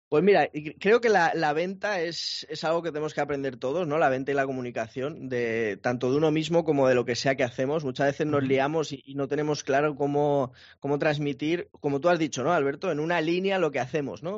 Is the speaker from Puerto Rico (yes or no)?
no; Madrid, Community of Madrid, Spain; moved away as an adult; now in Málaga, Spain; yo soy de Madrid, soy de Madrid, pero, pero he cambiado, he cambiado un clima más cálido